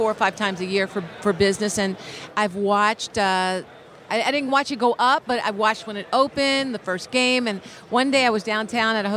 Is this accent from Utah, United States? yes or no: no; Philadelphia, Pennsylvania, United States; now in Los Angeles, United States; I'm from Philly, so I bleed Eagle Green